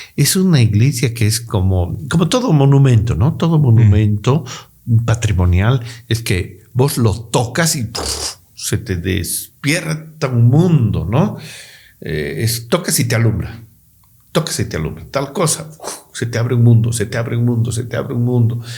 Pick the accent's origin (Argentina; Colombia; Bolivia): Bolivia